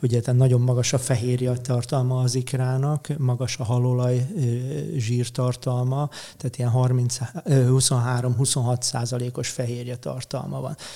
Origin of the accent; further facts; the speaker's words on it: Érd, Pest, Hungary; Én eredetileg érdi születésű vagyok, és a Dunától egy 800 méterre laktam.